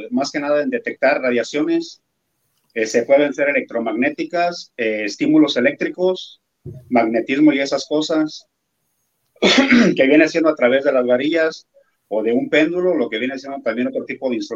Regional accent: Salamanca, Guanajuato, Mexico; somos de aquí de Salamanca, Guanajuato.

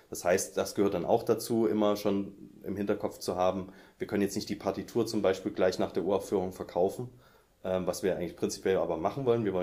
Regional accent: Saxony, Germany; now in Leipzig, Germany; Ähm, ich komme aus der Nähe von Dresden.

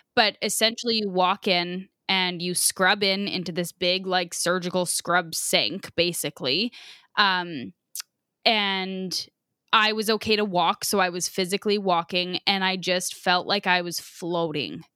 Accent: Biggar, Saskatchewan, Canada; we're from Bigger

